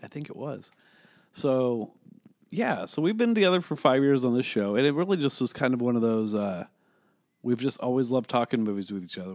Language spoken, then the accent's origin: English; Kansas City, Kansas, United States; We're from the fucking K C M O area, dude. We're on the Kansas side